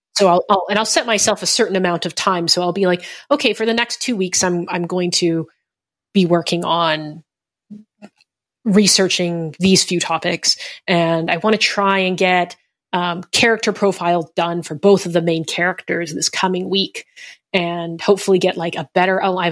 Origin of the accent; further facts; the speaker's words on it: Canada; I'm Canadian, uh, and Asian Canadian to boot.